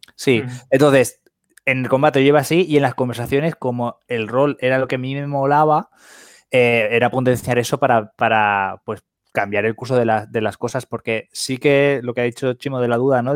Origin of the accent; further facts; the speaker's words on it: Valencia, Valencian Community, Spain; aquí en Valencia, que aquí la mayoría del programa somos de Valencia